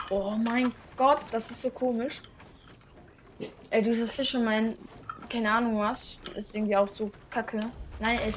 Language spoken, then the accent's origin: German; Switzerland; German is a second language; das ist ja nicht meine Muttersprache, so ich bin ja Schweizer.